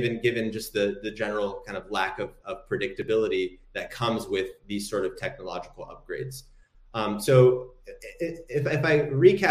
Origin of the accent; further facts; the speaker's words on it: Morocco; I'm from Morocco myself